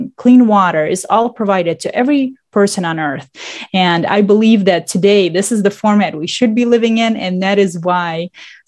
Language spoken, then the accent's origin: English; Russia; also born or lived in Michigan, United States; now in Detroit, United States; I was born in Russia, and then I moved here, and I've been living actually in Michigan ever since I moved to the United States.